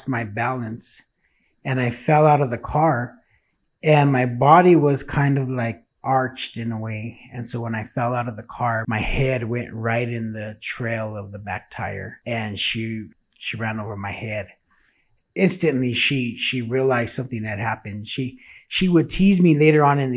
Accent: Santa Fe, New Mexico, United States; I was born and raised in Santa Fe, New Mexico

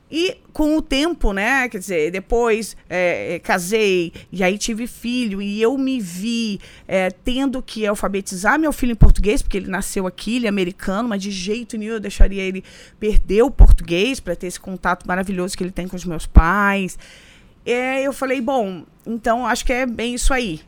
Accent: Rio de Janeiro, Brazil; moved away as an adult; also born or lived in São Gonçalo / Copacabana, Rio de Janeiro; now in New York, United States; Eu nasci no Rio

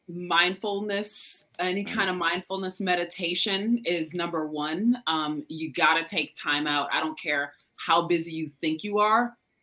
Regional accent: Chicago, Illinois, United States; I grew up in Chicago, so that's our heritage.

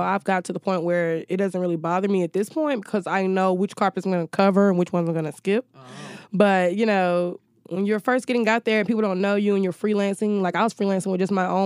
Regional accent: Newnan, Georgia, United States; moved away; also born or lived in Alabama; I'm originally from Noonan, Georgia, which is like 30 miles south of Atlanta

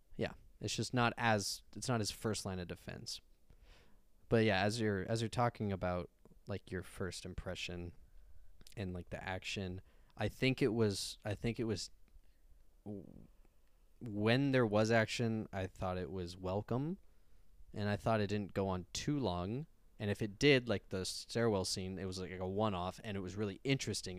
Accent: United States; we're American

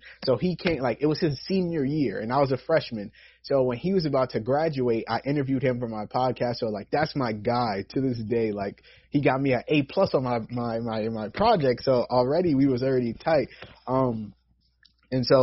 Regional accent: New York, United States; I've born and raised in New York.

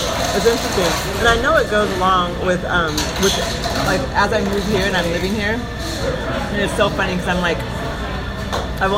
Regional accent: Eugene, Oregon, United States; moved away as an adult; growing up in Eugene

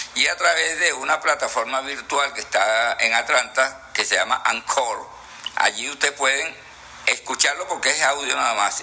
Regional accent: Ciudad Bolívar, Bolívar, Venezuela; nací en Ciudad Bolívar

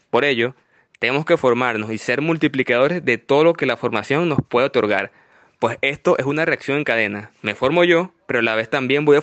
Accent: Venezuela; tengo 26 años de edad y soy venezolano. Vivo en Valencia, Estado Carabobo.

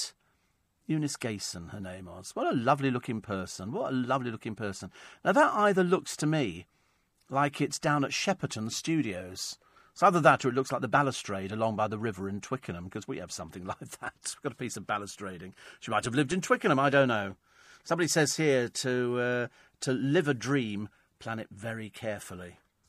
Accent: Egypt; also born or lived in Hong Kong; I grew up in hot countries. I grew up in Egypt. I grew up in Hong Kong. It wouldn't have been any hotter.

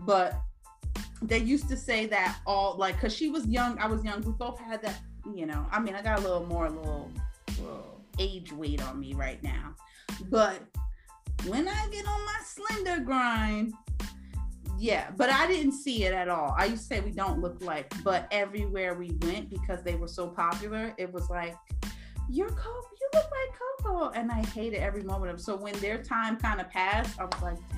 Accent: East Coast, United States; I'm going to go with Woo! That's so hard. How could you do that to me? I'm from the East Coast.

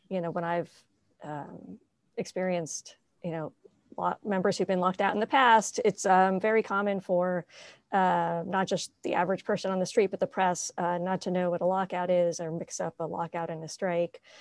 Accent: New England, outside of Boston, Massachusetts, United States; I grew up in New England. Um, mostly outside of Boston

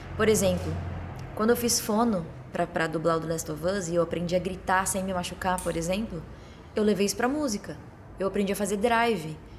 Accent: Torres, Rio Grande do Sul, Brazil; moved away; Aí eu fui pro sul, né, onde eu, a casa onde eu me criei, para Torres, no litoral do Rio Grande do Sul

